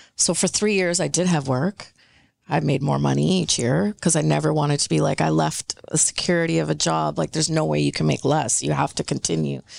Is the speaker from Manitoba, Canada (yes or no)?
no; British Columbia, Canada; first language Punjabi; English is a second language; I'm born and raised here, but I was speaking Punjabi at home before I was speaking English on the street.